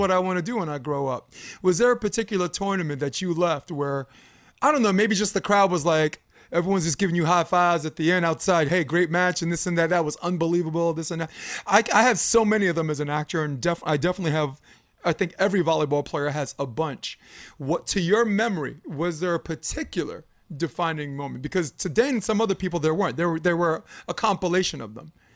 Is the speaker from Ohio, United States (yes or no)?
no; New York, United States; moved away as an adult; now in California, United States; I was born and raised in New York, flatbush